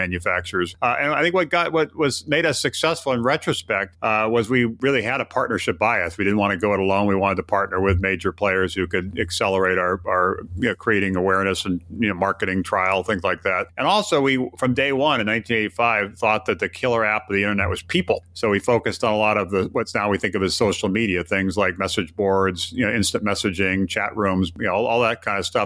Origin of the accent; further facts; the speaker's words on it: Hawaii, United States; moved away as an adult; also born or lived in Massachusetts / Ohio / Wichita, Kansas / Northern Virginia; I was born and raised in Hawaii, as you mentioned, went to college in Massachusetts